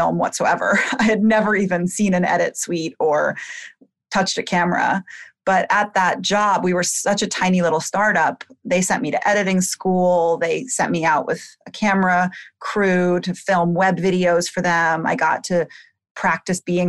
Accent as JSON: {"language": "English", "town": "Bethesda", "region": "Maryland", "country": "United States", "tie": "born or raised there", "said": "I grew up in Bethesda, Maryland, outside of D.C."}